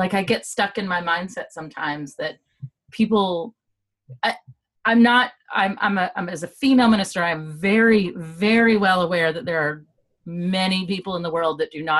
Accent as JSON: {"language": "English", "town": "Bowling Green", "region": "Kentucky", "country": "United States", "tie": "born or raised there", "said": "I grew up in this small town in Kentucky"}